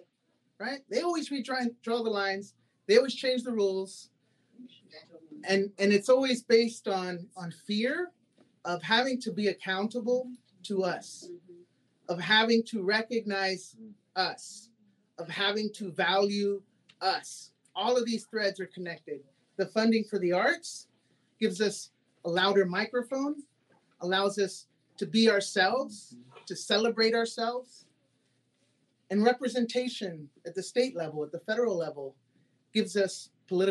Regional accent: Houston, Texas, United States; also born or lived in Austin, Texas

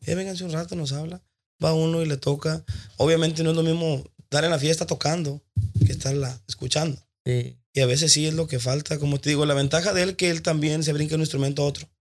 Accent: Tijuana, Baja California, Mexico; Yo soy de Tijuana

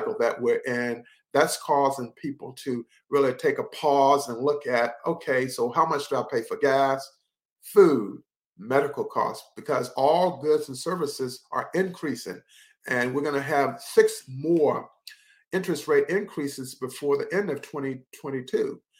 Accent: Henderson, North Carolina, United States; I worked for Foxpond in Henderson, North Carolina. We helped set up that recreation facility in my hometown

